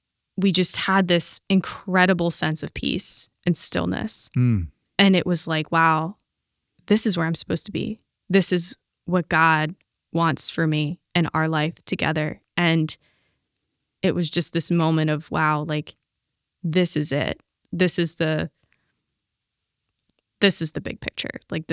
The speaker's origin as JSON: {"language": "English", "town": "Pittsburgh", "region": "Pennsylvania", "country": "United States", "moved": "yes", "lives_now": "Stamford, United States", "said": "I'm from Pittsburgh."}